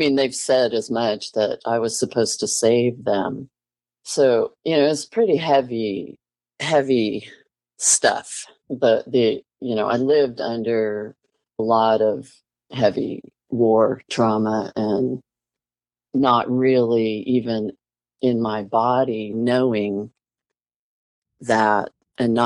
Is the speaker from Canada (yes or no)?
yes; Montreal, Quebec, Canada; I was born in Montreal, Canada, and it was a closed private adoption